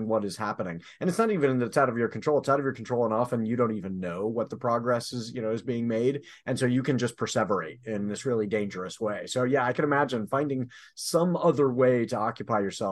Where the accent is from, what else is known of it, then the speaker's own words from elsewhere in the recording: San Diego, California, United States; growing up in San Diego, where the smog was visible